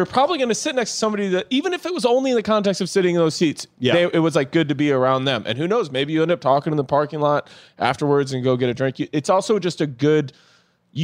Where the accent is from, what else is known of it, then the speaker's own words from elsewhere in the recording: Rochelle, Illinois, United States; now in Los Angeles, United States; growing up in Rochelle, Illinois